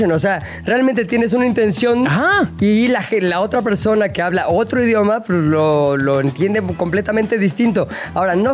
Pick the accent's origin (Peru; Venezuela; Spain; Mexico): Spain; Soy español, soy español.